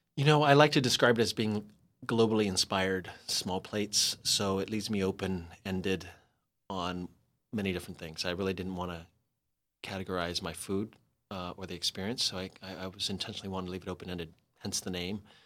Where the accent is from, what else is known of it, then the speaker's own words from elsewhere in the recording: San Diego, California, United States; moved away; also born or lived in Los Angeles; I ended up moving back to San Diego, to my hometown, after sixteen years in L